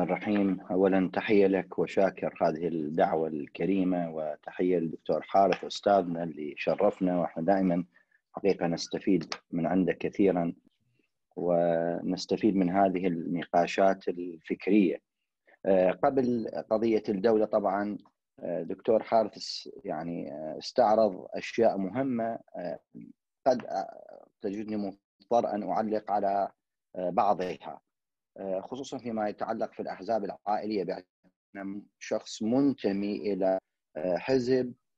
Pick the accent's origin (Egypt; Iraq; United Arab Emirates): Iraq; انا كشعب عراقي